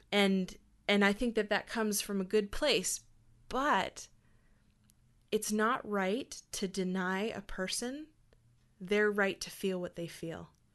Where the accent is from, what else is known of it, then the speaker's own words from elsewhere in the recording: Hanna, Alberta, Canada; also born or lived in Calgary; I grew up in Hannah